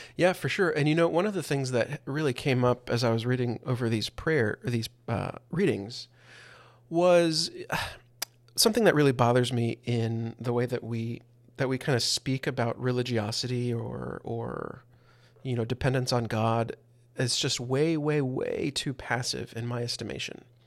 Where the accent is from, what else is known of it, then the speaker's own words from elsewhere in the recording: the Bible Belt, United States; growing up in the Bible Belt